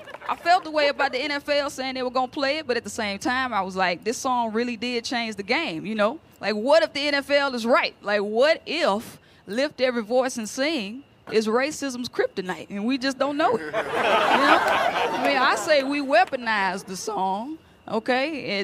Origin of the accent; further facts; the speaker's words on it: Jackson, Mississippi, United States; moved away as an adult; now in New York, United States; I grew up in Jackson, Mississippi. That's my hometown. That's where I was born and raised. But I live in New York now